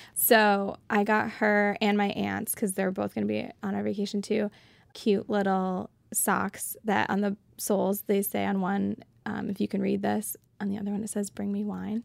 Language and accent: English; Seneca Falls, New York, United States; I have a hometown connection. I'm from Seneca Falls, which is, like, the birthplace of women's rights